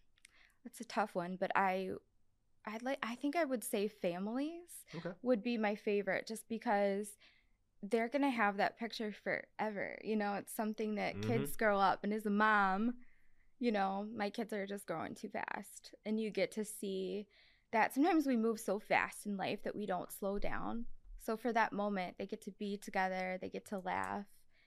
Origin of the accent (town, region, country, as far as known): Sugar Grove, United States; born or raised there